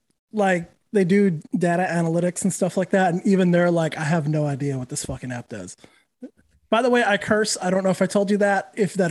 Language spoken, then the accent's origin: English; New Mexico, United States; also born or lived in California / Texas / Louisiana; I'm from New Mexico, moved to California, then to Texas, then Louisiana, then back to Texas. And now I'm in Florida.